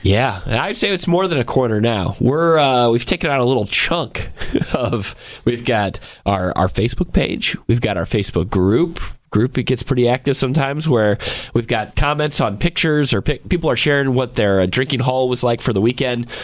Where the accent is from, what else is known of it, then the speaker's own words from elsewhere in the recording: Georgia, United States; moved away; my home state of Georgia.